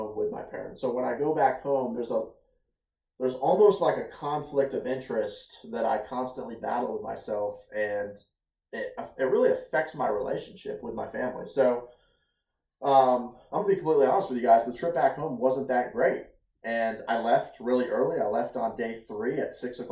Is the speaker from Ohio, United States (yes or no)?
yes; Ohio, United States; moved away as an adult; now in Virginia, United States; 7 years ago, I moved away from Ohio. I moved away from my parents. I moved away from my family, and I started my own journey out here in Virginia